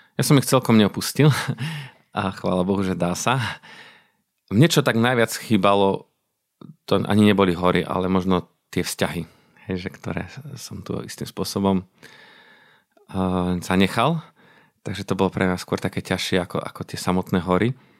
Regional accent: Orava, Žilina Region, Slovakia; also born or lived in Kazakhstan / Germany; ja som sa narodil na Orave, možno povedať v horách. Tak eh, sme bývali kúsok od lesika

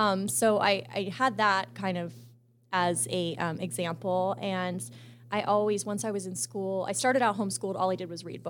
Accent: Rockville, Maryland, United States; moved away as an adult; also born or lived in Arizona; But I grew up in a suburb of Washington, D.C. It's mm-hmm. called Rockville, Maryland. And I lived there till I was 18

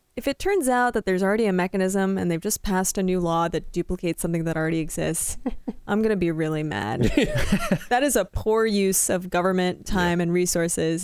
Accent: Canada; now in Iowa, United States; I'm not Midwestern, but I'm Canadian

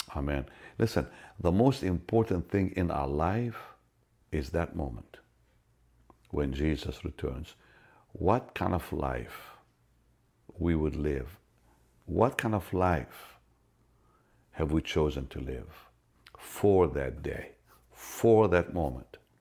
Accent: Israel; I'm from Israel

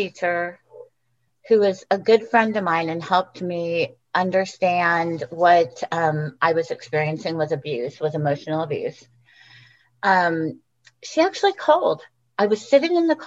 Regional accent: California, United States; moved away as an adult; also born or lived in Texas; now in Portland, United States; I grew up in California

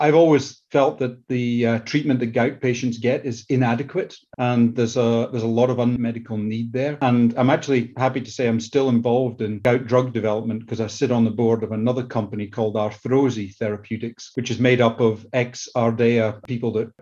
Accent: Scotland, United Kingdom; accent: Scottish; moved away as an adult; now in United States; Started off my career in the UK, that you can probably tell from my Scottish accent

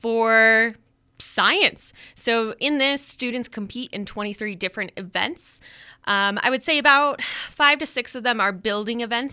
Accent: Denver, Colorado, United States; moved away as an adult; also born or lived in Wyoming; now in Riverton, United States; I am originally from Denver, Colorado, and luckily I found my way up to Wyoming pretty quickly after high school

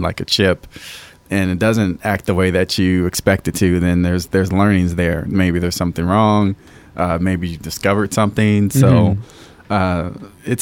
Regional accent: Cerritos, California, United States; also born or lived in La Mirada, California / Tuskegee, Alabama; I'm from Southern California. So mm-hmm. I grew up here in a city called Cerritos

